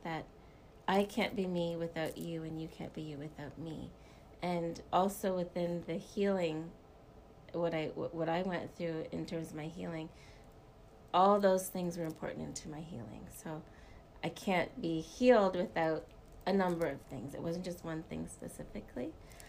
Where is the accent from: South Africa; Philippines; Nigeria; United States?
South Africa; I'm South African. My mom is South African.